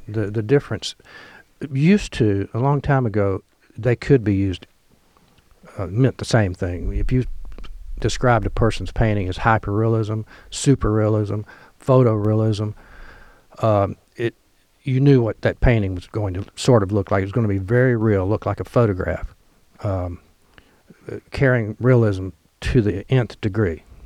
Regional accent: Kennett, Missouri, United States; moved away as an adult; now in Oxford, United States; I grew up in Kennett, Missouri

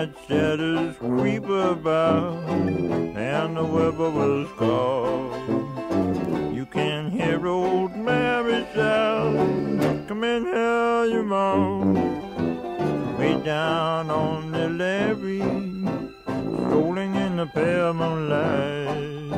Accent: Mississippi Delta, United States; I'm from the Delta

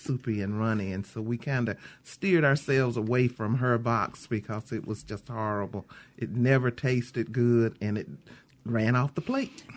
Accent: Mississippi, United States; I'm from Mississippi

